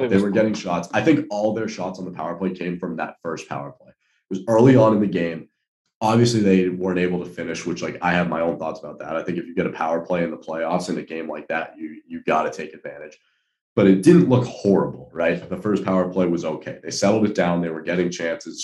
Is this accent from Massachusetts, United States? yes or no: yes; Boston, Massachusetts, United States; I'm from Boston